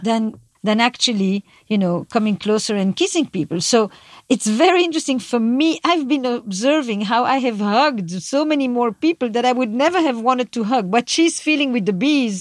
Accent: Belgium; I'm from Belgium

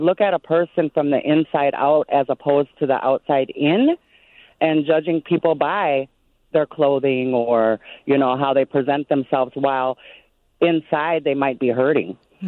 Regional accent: Minneapolis, Minnesota, United States; I'm from the Native American Indigenous community in South Minneapolis there.

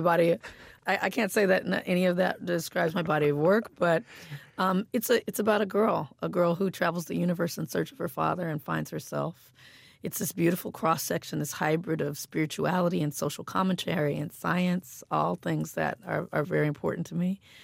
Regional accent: Compton, California, United States; I grew up in Compton, and there was a, a heavy police presence

